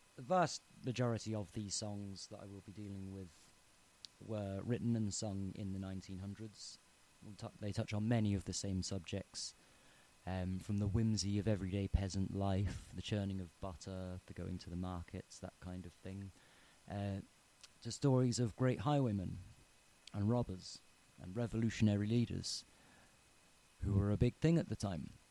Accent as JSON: {"language": "English", "area": "Tipperary", "region": "Munster", "country": "Ireland", "tie": "born or raised there", "said": "I'm from Tipperary. I grew up here"}